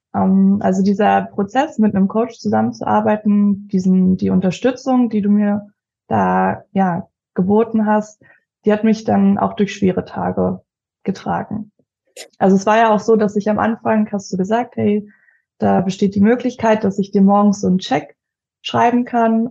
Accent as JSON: {"language": "German", "town": "Leipzig", "region": "Saxony", "country": "Germany", "said": "Ich komme aus Leipzig"}